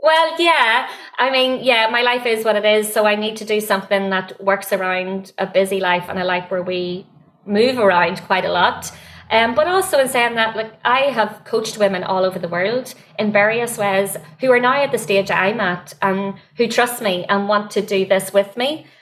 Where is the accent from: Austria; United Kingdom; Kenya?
United Kingdom; Warrenpoint, Northern Ireland; accent: Northern Irish; moved away as an adult; now in San Francisco, United States; Warren Point